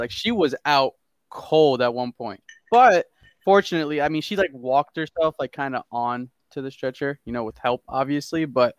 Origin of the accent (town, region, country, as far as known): New Jersey, United States; born or raised there; moved away; also born or lived in Connecticut